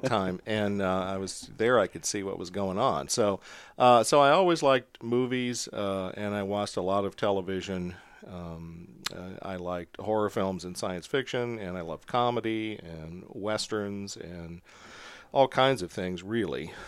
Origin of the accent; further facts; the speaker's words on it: Montgomery City, Missouri, United States; I'm from a very small town in Missouri called Montgomery City, and it is, I grew up on a farm, really